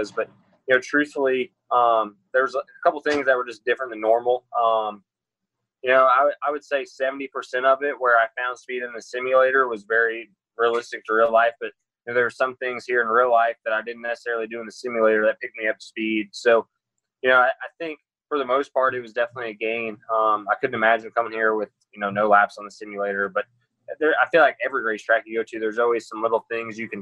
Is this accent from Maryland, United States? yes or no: no; Indiana, United States; Growing up in Indiana